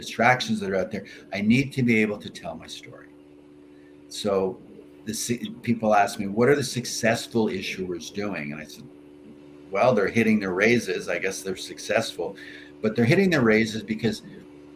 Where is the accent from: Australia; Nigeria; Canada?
Canada; I'm a Canadian